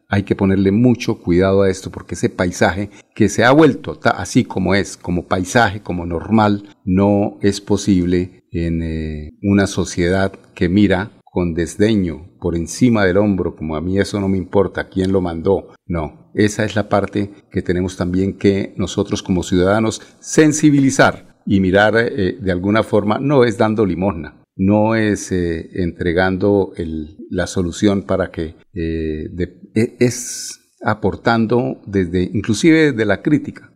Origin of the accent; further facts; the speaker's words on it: Colombia; los colombianos